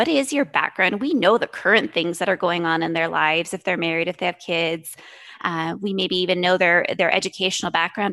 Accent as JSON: {"language": "English", "region": "Montana", "country": "United States", "tie": "born or raised there", "said": "I was born and raised in Montana, and we actually moved around a lot"}